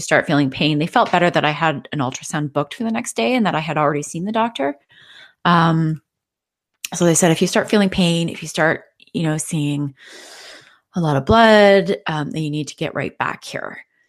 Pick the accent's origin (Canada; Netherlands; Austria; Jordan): Canada; I'm from Canada